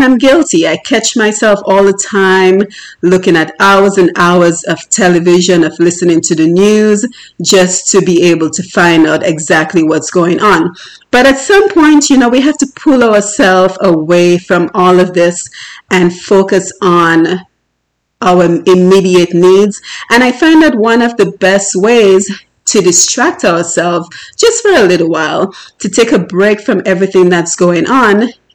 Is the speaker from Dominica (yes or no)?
yes; Dominica; moved away; growing up in Dominica and the challenges I myself faced